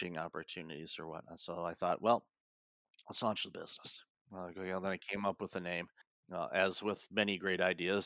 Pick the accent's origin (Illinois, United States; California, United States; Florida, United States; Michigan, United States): Michigan, United States; Detroit; moved away; also born or lived in Toronto; growing up in Detroit